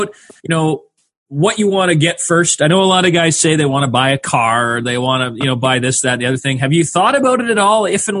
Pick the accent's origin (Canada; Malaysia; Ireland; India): Canada; Winnipeg, Manitoba; I grew up in Winnipeg, a Winnipeg Jets fan the first time around